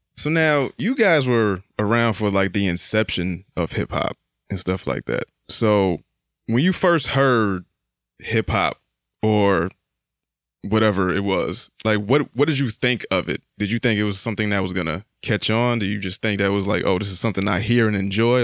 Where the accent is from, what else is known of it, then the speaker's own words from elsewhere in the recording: Bridgeport, Connecticut, United States; I grew up on Sunshine